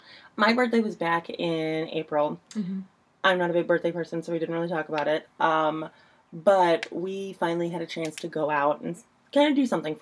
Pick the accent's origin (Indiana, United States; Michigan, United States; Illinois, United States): Indiana, United States; I'm from Indiana.